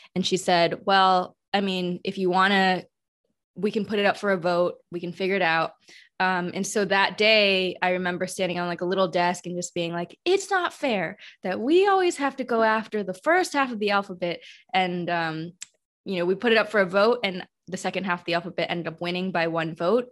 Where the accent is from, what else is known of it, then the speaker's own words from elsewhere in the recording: Madison, Wisconsin, United States; I was born in Madison, Wisconsin, which was a really white area, you know, as one of the few Chinese families um, growing up in that space